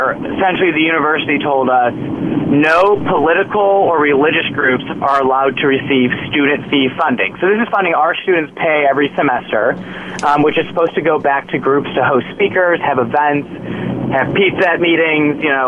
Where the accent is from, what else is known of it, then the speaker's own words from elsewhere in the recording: Illinois, United States; I'm from Illinois